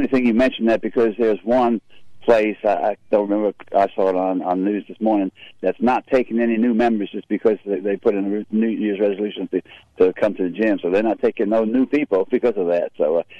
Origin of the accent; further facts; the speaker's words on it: the North, United States; I can't talk with a Southern because I am from the North, but basically I'm really half and half because my dad is actually from West Tennessee.